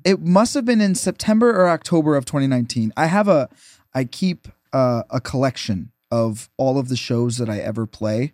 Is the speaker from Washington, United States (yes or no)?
no; Minnesota, United States; moved away; I'm originally from Minnesota